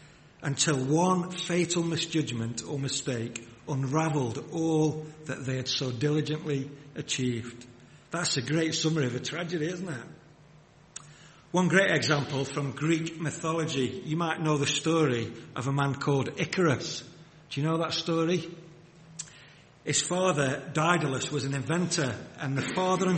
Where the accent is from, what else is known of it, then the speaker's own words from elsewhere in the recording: Wigan, North West England, United Kingdom; I grew up in the Northwest. I grew up in Wigan.